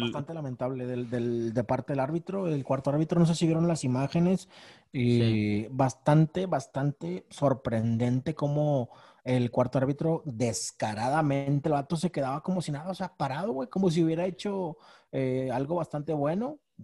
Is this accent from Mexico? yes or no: yes; Mexico; uno, como mexicano